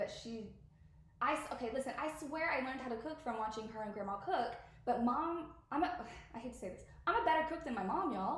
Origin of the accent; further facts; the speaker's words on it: the South, United States; I'm from the South, and I've been raised